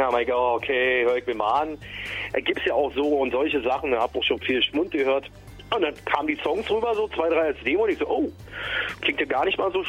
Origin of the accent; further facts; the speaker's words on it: Berlin, Germany; Aber ich bin natürlich im West-Berlin groß geworden mit den 70er, 80er, 90ern Rock